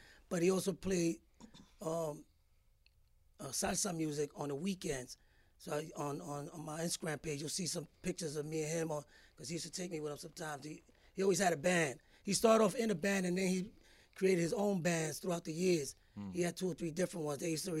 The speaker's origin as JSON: {"language": "English", "town": "New York City", "region": "New York", "country": "United States", "tie": "born or raised there", "also_born_or_lived": "Puerto Rico", "first_language": "Spanish", "second_language": "English", "said": "I was born in Greenpoint Hospital in Brooklyn. And I guess my mom's had put in, she tells us, for projects back then. And they called her when I was a year old. And that's when we moved to Fort Greene, to the projects."}